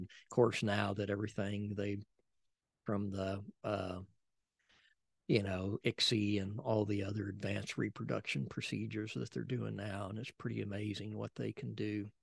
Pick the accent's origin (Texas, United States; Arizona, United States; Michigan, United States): Texas, United States; San Antonio; also born or lived in Helotes; we lived, we grew up in San Antonio in Castle Hills